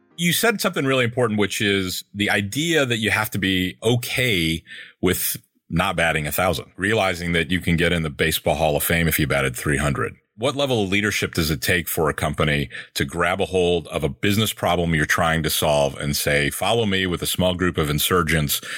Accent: Michigan, United States; I grew up in Michigan

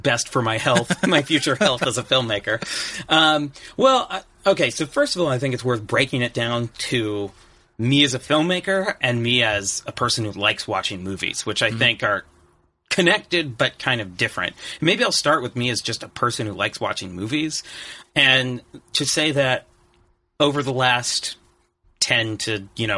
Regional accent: Oregon, United States; moved away as an adult; now in Los Angeles, United States; growing up in Oregon, never having visited California until I was 22

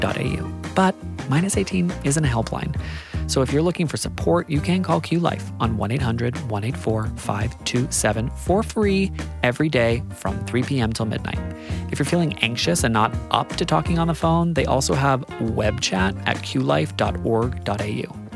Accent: Australia; as an Australian

